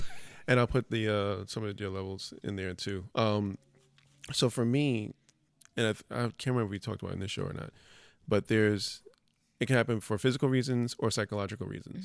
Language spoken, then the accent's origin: English; New York City, New York, United States; I'm from the Bronx.